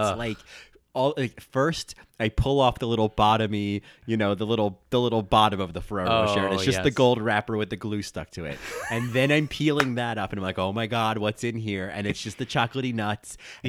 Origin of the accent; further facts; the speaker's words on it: New Jersey, United States; I'm from New Jersey.